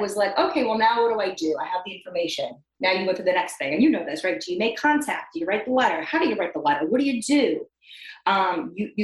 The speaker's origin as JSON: {"language": "English", "area": "Long Island", "region": "New York", "country": "United States", "moved": "yes", "said": "I'm from Long Island, New York."}